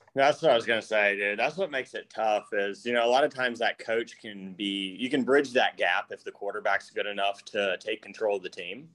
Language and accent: English; North Carolina, United States; I grew up in North Carolina, so I've been going to Panther games forever